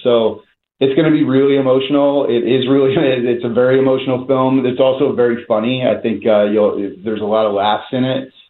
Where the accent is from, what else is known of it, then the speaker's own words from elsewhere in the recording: New Jersey, United States; now in Philadelphia, United States; I grew up in North Jersey